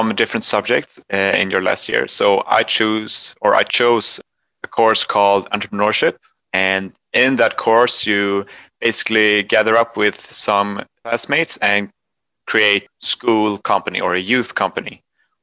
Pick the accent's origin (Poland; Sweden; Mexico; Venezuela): Sweden; I'm from Sweden too